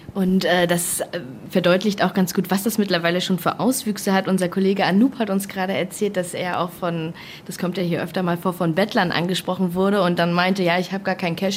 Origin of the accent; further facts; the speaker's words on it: Germany; bei uns in Deutschland